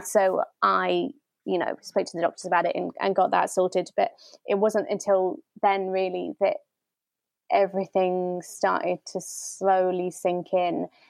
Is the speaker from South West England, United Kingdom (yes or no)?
yes; Bristol, South West England, United Kingdom; I am from Bristol.